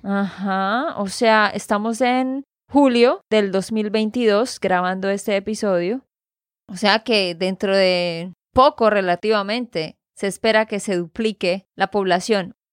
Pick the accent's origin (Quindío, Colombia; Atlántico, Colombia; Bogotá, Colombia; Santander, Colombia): Santander, Colombia; de Santander, Colombia